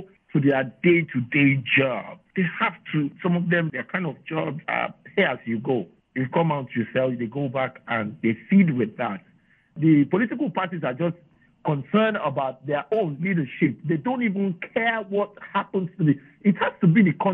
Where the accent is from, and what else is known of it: Nigeria